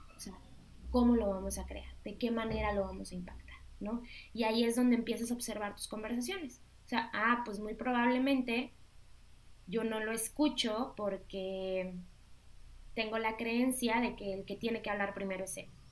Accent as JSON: {"language": "Spanish", "country": "Mexico", "said": "tú y yo somos mexicanas"}